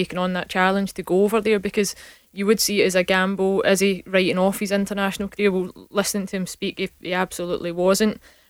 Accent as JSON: {"language": "English", "region": "Scotland", "country": "United Kingdom", "said": "I think that's us being typically Scottish when we look at that."}